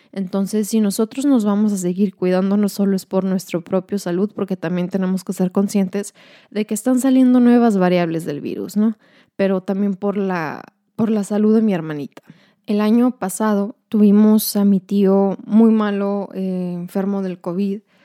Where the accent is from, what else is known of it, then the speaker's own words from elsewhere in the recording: Ciudad Juárez, Chihuahua, Mexico; moved away as an adult; now in El Paso, United States; somos mexicanas, somos de Juárez